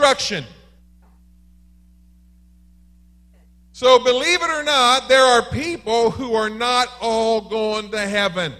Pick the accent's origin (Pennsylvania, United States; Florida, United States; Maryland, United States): Maryland, United States; I am from Maryland